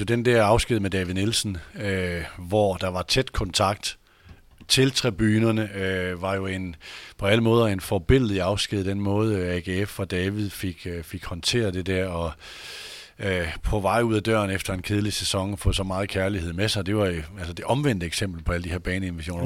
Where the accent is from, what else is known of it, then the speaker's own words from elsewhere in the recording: Aalborg, North Denmark Region, Denmark; moved away; also born or lived in Horsens / Odense / Copenhagen; jeg er født i Aalborg